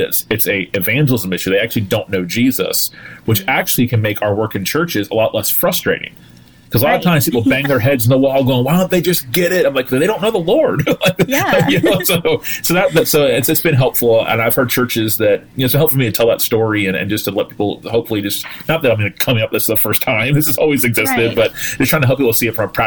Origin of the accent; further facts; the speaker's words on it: Tallahassee, Florida, United States; I am a pastor in my hometown of Tallahassee, Florida